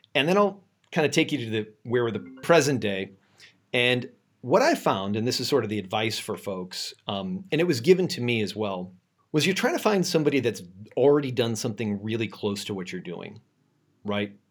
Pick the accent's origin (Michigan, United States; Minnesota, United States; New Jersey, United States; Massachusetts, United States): Massachusetts, United States; Boston; now in San Francisco, United States; I'm originally from Boston, um, but I live in San Francisco now